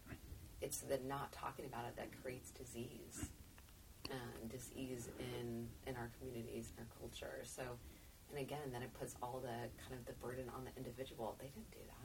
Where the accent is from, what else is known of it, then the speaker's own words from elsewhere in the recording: United States; as an American